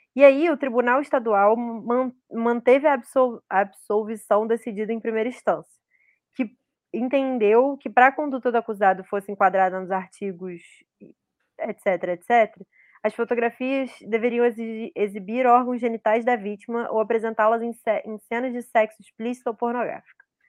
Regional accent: Rio de Janeiro, Brazil; eu sou do Rio de Janeiro cidade

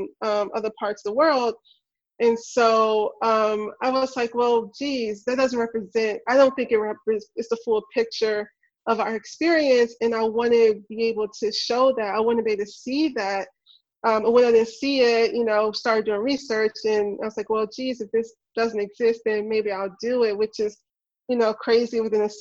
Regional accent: Memphis, Tennessee, United States; I'm from Memphis. I grew up in the not so best neighborhood

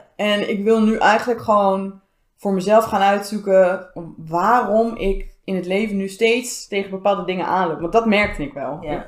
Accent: Zoetermeer, South Holland, Netherlands; moved away as an adult; now in The Hague, Netherlands; Ik ben vijf jaar geleden in Den Haag komen wonen, opgegroeid in Zoetermeer.

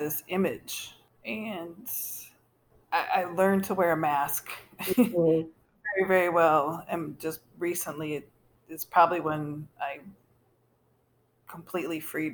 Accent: Baraboo, Wisconsin, United States; I was adopted by a white couple at 6 days old, and I was raised in Baraboo

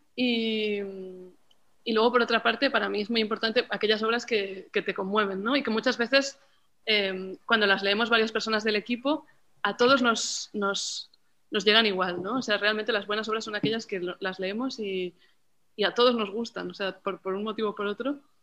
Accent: Barcelona, Catalonia, Spain; de Barcelona

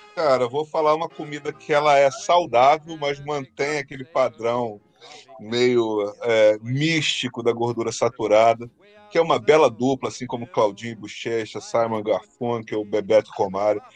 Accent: Rio de Janeiro, Brazil; quando eu era pequeno lá no Burger, Carioca

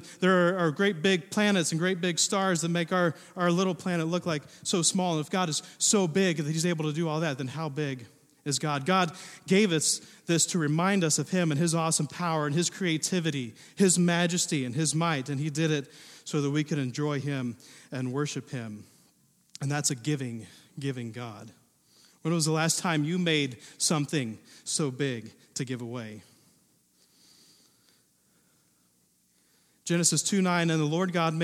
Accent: southern Ohio, United States; moved away as an adult; also born or lived in Indiana; now in Pacific Northwest, United States; grew up in the Midwest. Now, we had some rolling hills in southern Ohio

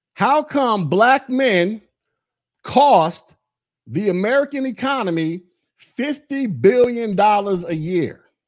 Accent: Florida, United States; moved away as an adult; also born or lived in Alabama / Georgia; I'm from the South. I'm from Florida.

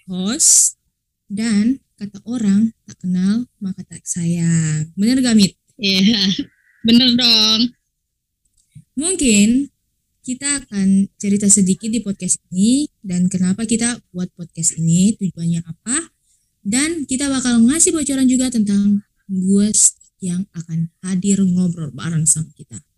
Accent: Ambon, Maluku, Indonesia; Oh, iya ya, asal gue sih dari Ambon. Lu tau Ambon nggak?

